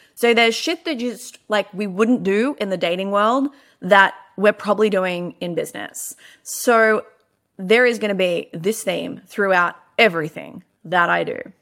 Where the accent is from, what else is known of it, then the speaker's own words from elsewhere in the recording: Melbourne, Victoria, Australia; I am from Melbourne.